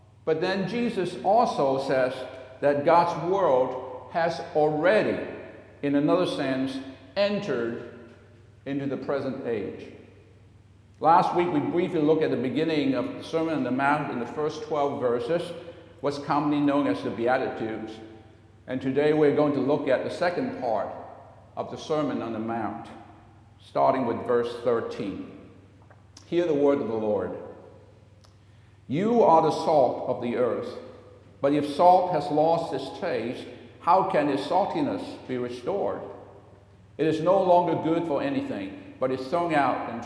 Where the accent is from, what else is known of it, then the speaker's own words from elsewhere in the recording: Hong Kong; now in United States; born and raised in Hong Kong and was a citizen of the United Kingdom for a long time